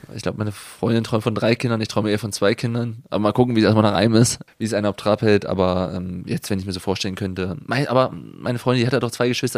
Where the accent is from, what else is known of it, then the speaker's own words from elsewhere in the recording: Germany; now in Freiburg, Germany; ich bin ja auch noch in der DDR geboren